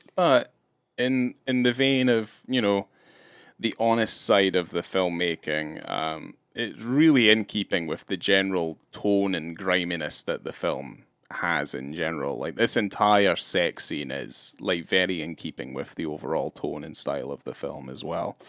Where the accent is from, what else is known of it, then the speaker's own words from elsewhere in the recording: Scotland, United Kingdom; moved away; growing up in Scotland